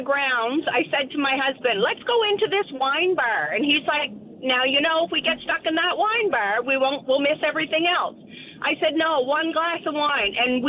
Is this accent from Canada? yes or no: yes; Canada; moved away as an adult; now in Houston, United States; I'm from Canada.